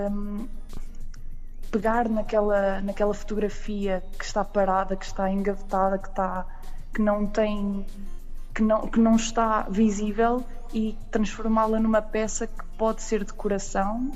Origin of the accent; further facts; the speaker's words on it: Aveiro, Centro, Portugal; eu sou daqui, já agora, sou da, da zona da Aveiro, do centro